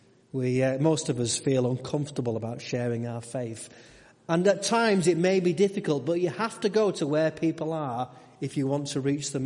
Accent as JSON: {"language": "English", "country": "United Kingdom", "said": "We're very British. We don't like to sit with other people"}